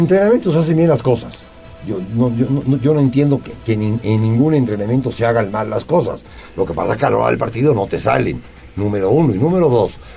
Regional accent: Puebla, Mexico; los poblanos somos poblanos y así vamos a seguir siendo

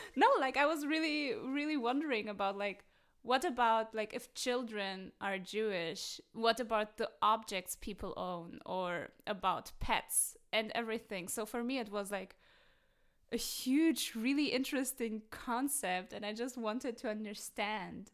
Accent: Berlin, Germany; growing up in West Berlin in a German kindergarten

